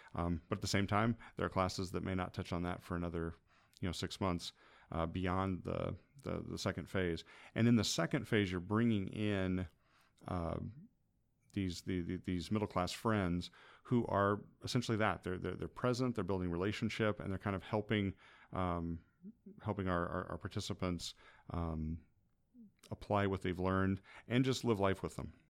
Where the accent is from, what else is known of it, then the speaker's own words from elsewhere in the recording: Hillsboro, Illinois, United States; moved away as an adult; also born or lived in Shelbyville, Illinois / Michigan; now in Greenville, United States; I grew up in Hillsborough and Shelbyville